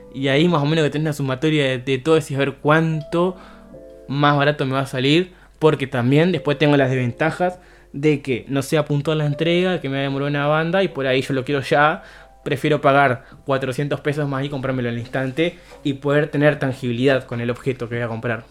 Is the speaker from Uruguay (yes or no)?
yes; Uruguay; somos uruguayos